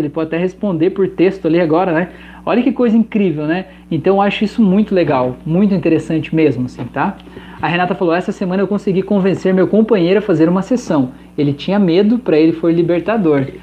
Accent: Santa Catarina, Brazil; sou de Santa Catarina

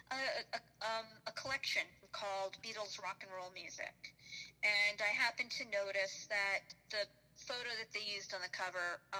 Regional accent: New York, United States; growing up in New York

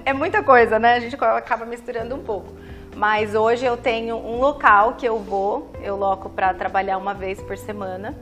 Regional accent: Taubaté, São Paulo, Brazil; accent: caipira R (puxa R); moved away as an adult; now in Santos, Brazil; eu moro aqui há seis anos, mas sou de Taubaté, interior de São Paulo.

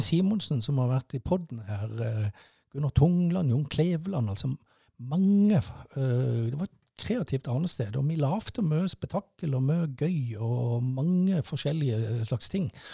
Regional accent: Mandal, Agder, Norway; moved away as an adult; Jeg er født og oppvokst i Mandal, og bodde i Mandal til, fram til 1985

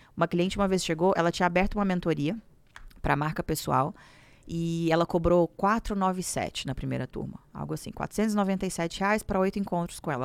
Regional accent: Minas Gerais, Brazil; moved away as an adult; now in São Paulo, Brazil; me casei, vim para São Paulo, porque eu sou de Minas Gerais

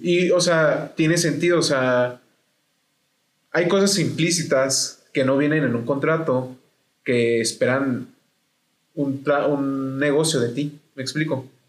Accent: Mexico; como mexicanos

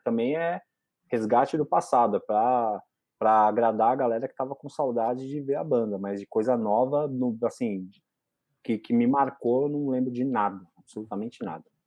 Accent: ABC, São Paulo, Brazil; eu sou do ABC

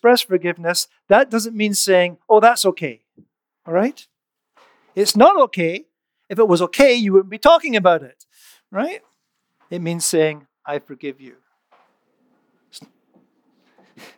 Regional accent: Scotland, United Kingdom; moved away; I grew up in Scotland

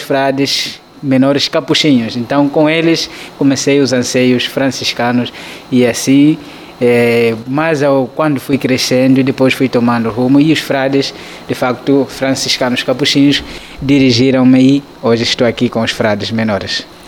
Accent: Cangola, Uíge, Angola; moved away as an adult; now in Petrópolis, Brazil; Eu sou angolano, nasci na cidade de Cangola, província

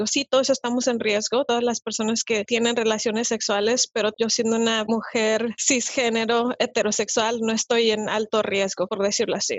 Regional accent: Mexico; now in United States; en el país de donde yo vengo, yo soy de México

